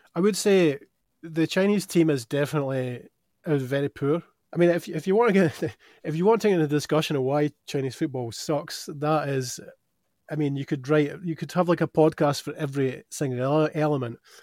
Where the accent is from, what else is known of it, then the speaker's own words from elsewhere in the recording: Dunfermline, Scotland, United Kingdom; moved away; I grew up in Dunfermline